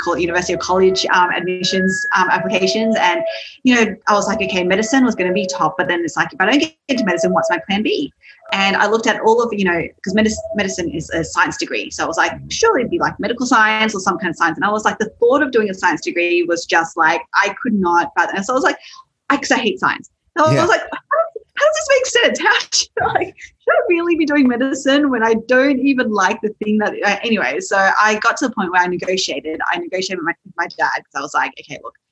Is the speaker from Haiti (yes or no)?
no; Sydney, New South Wales, Australia; So you can probably tell from my accent, I am from Australia, from Sydney, and my parents were first migrants there